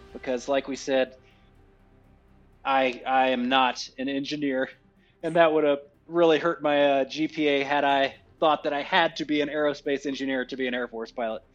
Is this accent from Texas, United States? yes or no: yes; Texas, United States; moved away as an adult; now in Holloman, United States; I am from Texas.